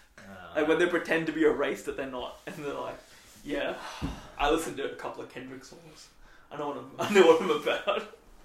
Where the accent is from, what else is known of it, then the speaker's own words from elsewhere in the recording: Sydney, New South Wales, Australia; I'm dark skinned. I grew up in Western Sydney, a bit of a rough area, close as you're gonna get to Compton.